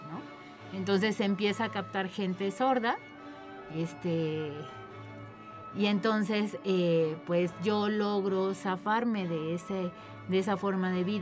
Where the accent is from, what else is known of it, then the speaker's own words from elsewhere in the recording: Mexico City, Mexico; born there; Este, bueno, pues yo nací en la Ciudad de México. Ahí ya aprendí lengua de señas a los dos años de edad.